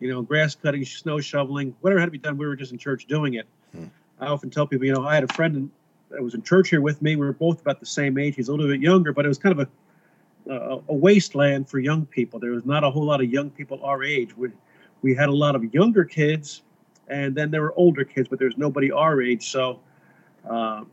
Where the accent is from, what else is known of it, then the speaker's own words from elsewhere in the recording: Kearny, New Jersey, United States; I was born and raised in Kearney, New Jersey. This is my hometown.